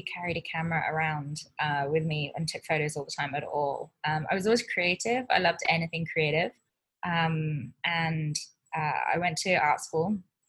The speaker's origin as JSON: {"language": "English", "town": "Wirral", "region": "North West England", "country": "United Kingdom", "tie": "born or raised there", "said": "I moved around quite a bit, but I grew up in England. Most of my memories come from the Wirral, so which is a part of Cheshire in the northwest of England."}